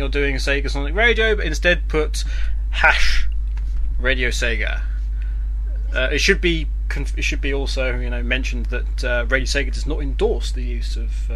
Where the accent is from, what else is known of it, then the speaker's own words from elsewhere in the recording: United Kingdom; we're British